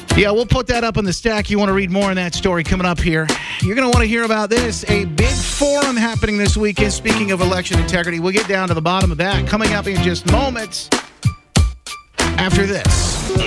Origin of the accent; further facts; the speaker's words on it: Evansville, Indiana, United States; Evansville, Indiana. That's my hometown